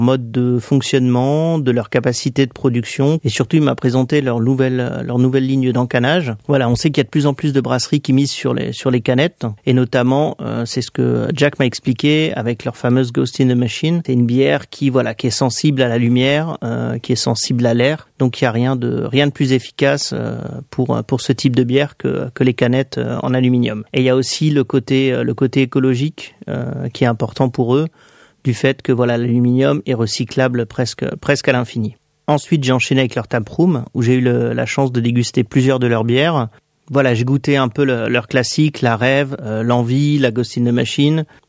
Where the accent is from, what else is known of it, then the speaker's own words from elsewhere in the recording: France; je viens de France